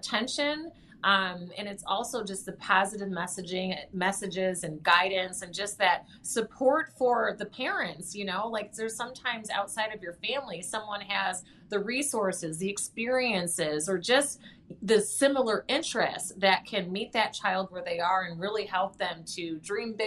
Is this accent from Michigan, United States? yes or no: yes; Lansing, Michigan, United States; I grew up there in Lansing